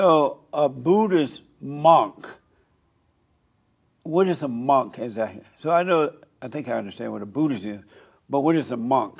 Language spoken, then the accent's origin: English; Alabama, United States; I grew up in Alabama, and when I was growing up, it was mostly Baptists.